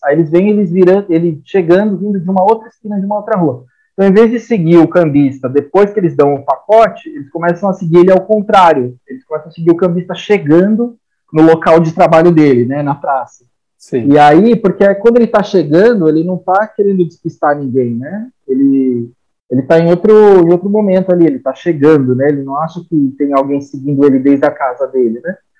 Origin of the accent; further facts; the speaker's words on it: Brazil; a gente como brasileiro aí, como colonizado